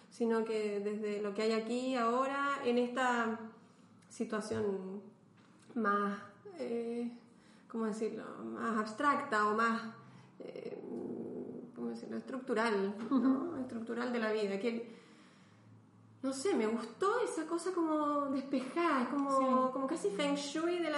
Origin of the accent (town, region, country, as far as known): Chile; now in Belgium